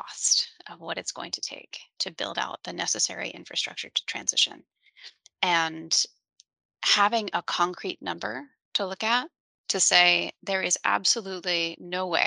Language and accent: English; New Orleans, Louisiana, United States; I'm from New Orleans.